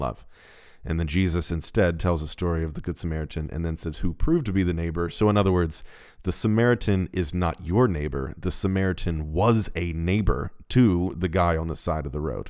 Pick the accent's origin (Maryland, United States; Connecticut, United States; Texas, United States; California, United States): Maryland, United States; Baltimore; We're from Baltimore